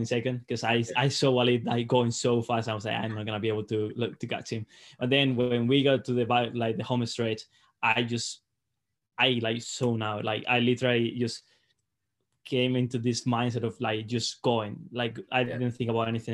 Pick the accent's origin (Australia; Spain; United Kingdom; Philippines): Spain; Salamanca, Castile and León; English is a second language; moved away as an adult; now in Mississippi, United States; I was at home, so I got to train like, you know, in my hometown. Like it's an awesome place to train.